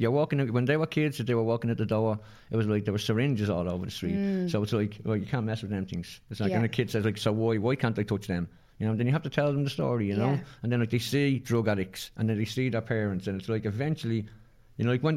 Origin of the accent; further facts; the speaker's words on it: Dublin, Leinster, Ireland; We're from the Liberties. We're, like, we're from like a rebel area